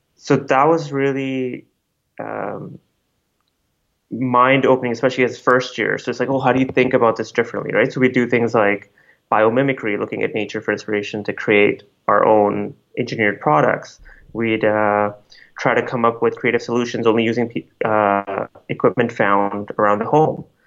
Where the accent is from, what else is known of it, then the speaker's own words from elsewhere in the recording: Calgary, Alberta, Canada; also born or lived in Delhi, India / Jubail, Saudi Arabia; now in Vancouver, Canada; So I spent most of my childhood in Calgary in the cold.